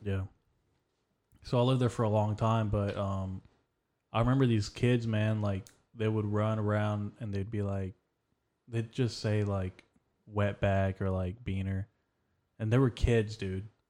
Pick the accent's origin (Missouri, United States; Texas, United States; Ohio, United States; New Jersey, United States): Texas, United States; I was born in Texas.